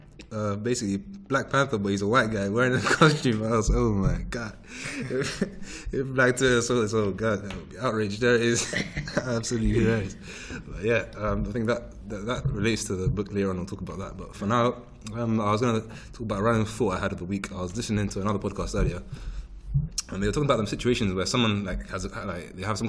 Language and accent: English; London, United Kingdom; London is my home because I grew up here and that will never change